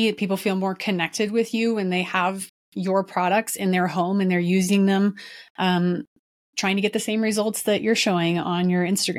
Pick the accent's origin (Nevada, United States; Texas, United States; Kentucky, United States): Texas, United States; Dallas; I'm from Dallas